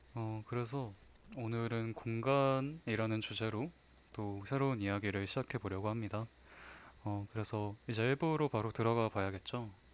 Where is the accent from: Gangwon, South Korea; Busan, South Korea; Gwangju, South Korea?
Gangwon, South Korea; Wonju; 제 고향인 원주에 박경리 선생님 생가가 있어요